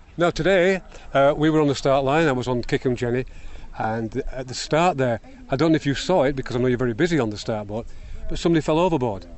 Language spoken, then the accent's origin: English; England, United Kingdom; I, as an Englishman